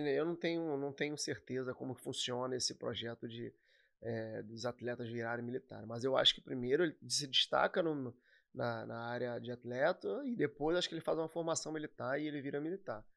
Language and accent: Portuguese; Nova Iguaçu, Rio de Janeiro, Brazil; eu sou de Nova Iguaçu, natural de Nova Iguaçu.